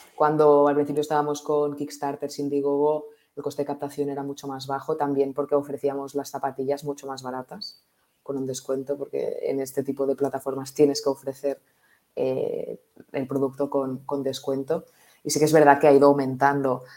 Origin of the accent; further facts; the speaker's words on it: Barcelona, Catalonia, Spain; yo eh, nací en Barcelona, eh, estudié aquí Administración y Dirección de Empresas en ESADE